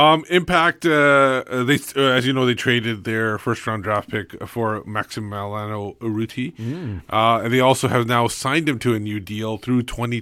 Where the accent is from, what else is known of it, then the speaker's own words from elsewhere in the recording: Vancouver, British Columbia, Canada; now in Surrey, Canada; I'm an exile from Vancouver.